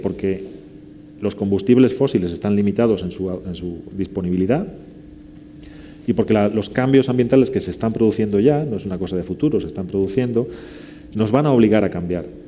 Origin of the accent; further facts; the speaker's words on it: León, Castile and León, Spain; now in Seville, Spain; que vivo en Sevilla y soy de León